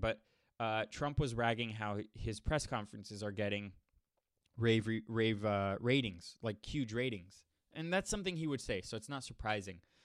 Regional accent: Miami, Florida, United States; I grew up in Miami, Miami, Florida

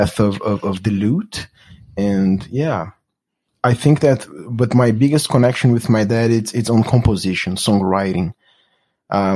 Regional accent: Brasília, Federal District, Brazil; English is a second language; moved away as an adult; also born or lived in Los Angeles; now in United States; I'm from Brasilia, Brazil's capital

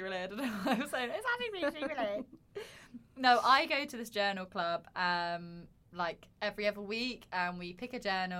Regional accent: Surrey, South East England, United Kingdom; my home is Surrey, if you didn't know. I'm from Dan's Earth, if you wouldn't know.

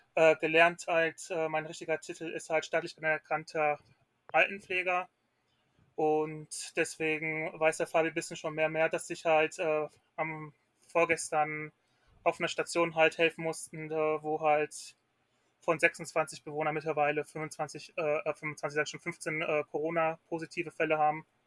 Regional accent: Ruhr area, North Rhine-Westphalia, Germany; ich komme aus Nordrhein-Westfalen, ähm, genauer im Ruhrgebiet

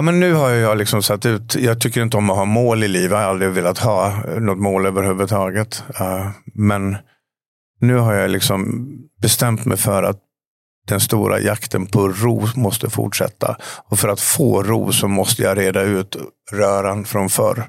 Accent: Falun, Dalarna County, Sweden; en liten pojke hemma i Falun

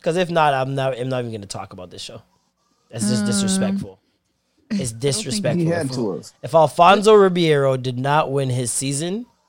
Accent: Jamaica; As a Jamaican, I am disgusted and concerned.

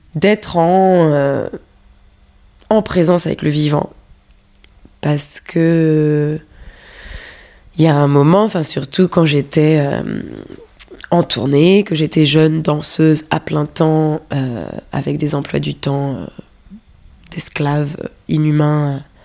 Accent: Paris, Île-de-France, France; moved away as an adult; also born or lived in London; j'ai grandi à Paris et c'est ici que j'ai fait mes études, donc j'étais aussi très parisienne

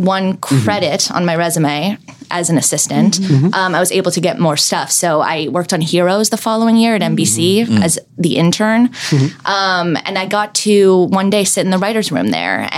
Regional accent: Calabasas, California, United States; I grew up sort of in LA, I grew up in Calabasas

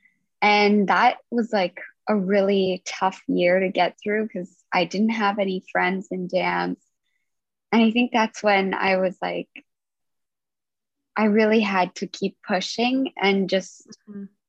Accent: Nanaimo, British Columbia, Canada; now in Victoria, Canada; I'm originally from Nanaimo, which is just on Vancouver Island as well. And then I moved to Victoria to come pursue dance

